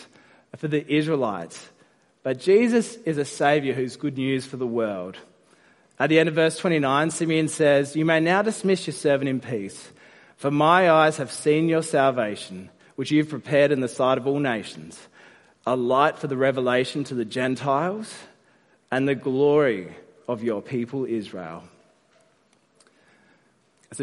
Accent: South Australia, Australia; now in Sydney, Australia; I'm from South Australia

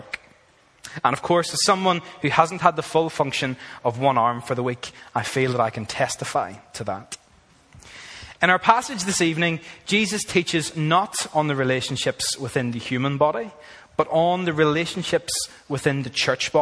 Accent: Ireland; moved away as an adult; now in Australia; I am from Ireland

